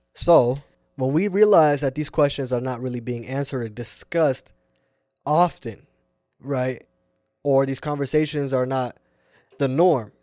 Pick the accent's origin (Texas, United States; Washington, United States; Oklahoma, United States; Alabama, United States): Washington, United States; Seattle; also born or lived in Irvine, California / Puyallup, Washington; I'm born and raised here, Seattle